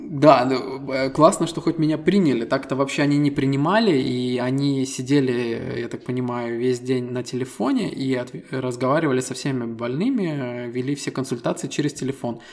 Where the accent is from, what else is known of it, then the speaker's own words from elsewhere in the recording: Estonia; Мы ребята из Эстонии